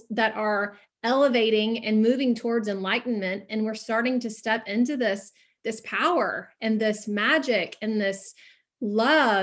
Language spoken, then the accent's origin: English; the South, United States; I'm from the South. So I'm a Southern girl